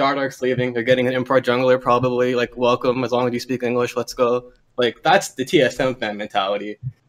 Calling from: Toronto, Ontario, Canada; I'm calling from Toronto, long-time listener, first-time caller.

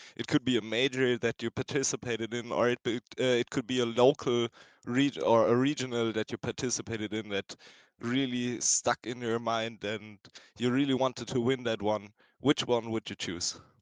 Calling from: Berlin, Germany; I'm calling in from Germany, Berlin

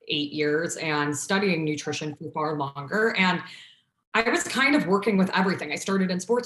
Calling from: Chicago, Illinois, United States; also born or lived in Ohio; I am calling in from Chicago. I currently am in Logan Square, if anyone's listening from the Chicago land space, but been here for, I think technically 8 years now. I've been back in Chicago.

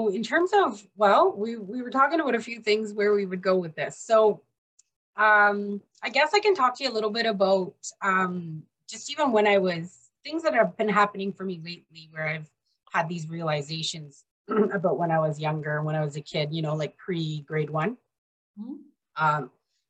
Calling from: British Columbia, Canada; I'm in British Columbia, Canada.

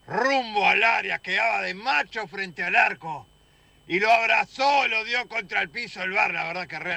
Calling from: Ciudad de la Costa, Canelones, Uruguay

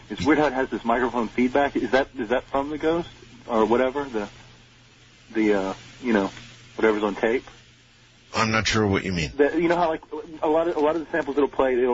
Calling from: Houston, Texas, United States; I'm from Houston, Texas.

